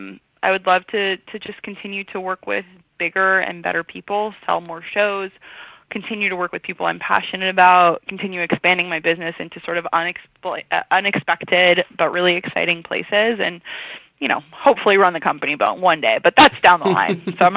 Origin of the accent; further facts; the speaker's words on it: San Francisco, California, United States; also born or lived in New York, United States; So I grew up in San Francisco and in the city, Upper West Side, kind of bouncing back and forth.